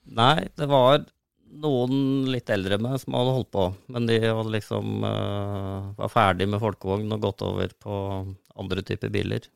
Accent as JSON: {"language": "Norwegian", "area": "Solør", "region": "Innlandet", "country": "Norway", "tie": "born or raised there", "said": "jeg har vokst opp eh, på prærien i Solør"}